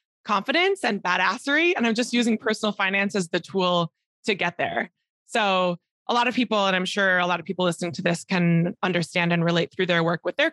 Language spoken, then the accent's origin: English; Minneapolis, Minnesota, United States; moved away as an adult; also born or lived in Spain / Mexico / Colombia; I moved back to Minneapolis, where I'm originally from